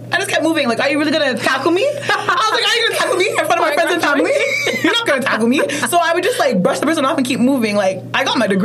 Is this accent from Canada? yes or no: no; Ghana; I know about kente stoles, like being Ghanaian.